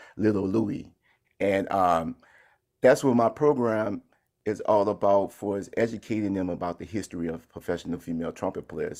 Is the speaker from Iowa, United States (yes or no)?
no; New Orleans, Louisiana, United States; growing up in New Orleans, where I come from a musical family